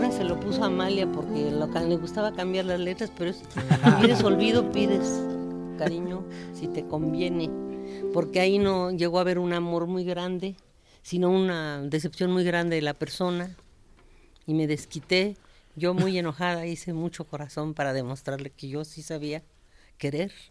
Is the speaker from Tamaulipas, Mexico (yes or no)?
no; Mexico City, Mexico; born there; Nací, gracias a Dios, en México. Soy mexicana y me da mucho orgullo serlo.